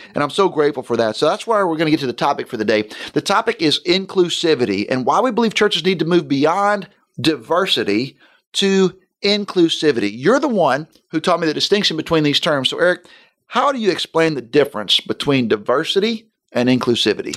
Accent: Florida, United States; my wife and I grew up in Florida.

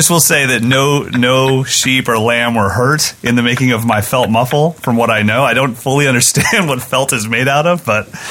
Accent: West Virginia, United States; I was born in West Virginia.

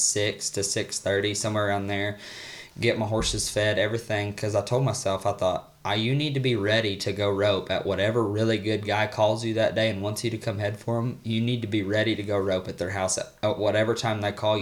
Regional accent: Missouri, United States; moved away; I'm from Missouri

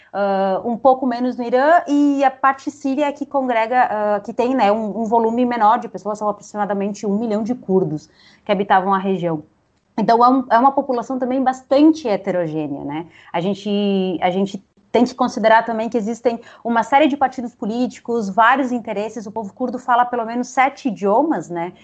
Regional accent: Uruguay; Portuguese is a second language; now in Brazil; eu sou uruguaia, daí quando eu vou pensar nessas questões, eu sempre penso em espanhol

